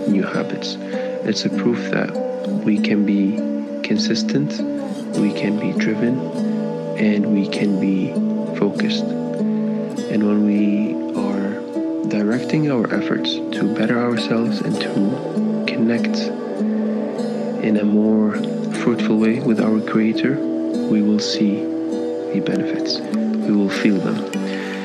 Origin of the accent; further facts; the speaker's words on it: Kuwait; moved away as an adult; now in Canada; I am born and raised in Kuwait, but I moved to Canada when I was just about 18 years old